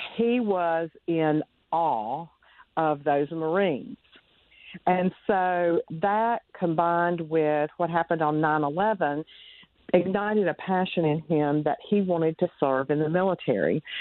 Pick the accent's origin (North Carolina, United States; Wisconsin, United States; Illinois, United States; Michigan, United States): North Carolina, United States; I am from North Carolina, born and raised, lived here all my life